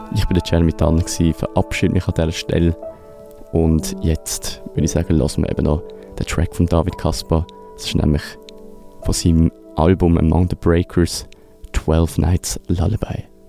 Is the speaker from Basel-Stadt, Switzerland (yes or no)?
yes; Basel, Basel-Stadt, Switzerland; mich äh, ganz persönlich als Basler